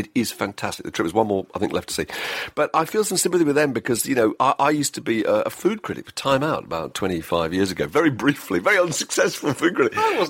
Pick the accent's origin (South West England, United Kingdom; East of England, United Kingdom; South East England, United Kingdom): South East England, United Kingdom; I wouldn't tell from my accent, but I'm from Hampshire